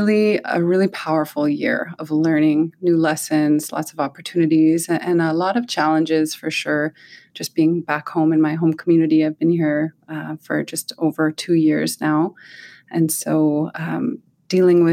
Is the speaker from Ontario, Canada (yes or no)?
no; Alert Bay, British Columbia, Canada; I live in my home community in Alert Bay. That's northern Vancouver Island and Namgis territory